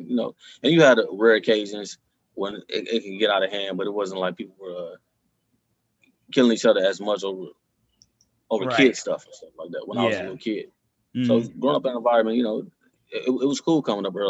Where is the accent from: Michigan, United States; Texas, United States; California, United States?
Michigan, United States; Detroit; I was born and raised in Detroit, Michigan